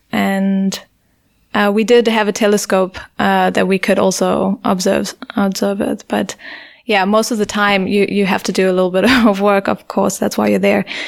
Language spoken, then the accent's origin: English; Durban, KwaZulu-Natal, South Africa; moved away as an adult; also born or lived in England / Heidelberg, Germany; growing up in South Africa, you do grow up with this culture of fear